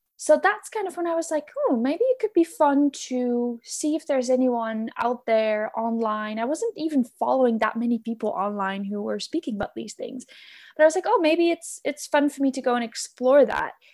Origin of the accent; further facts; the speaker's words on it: Netherlands; moved away; I am born and raised in the Netherlands, and I live there now again as well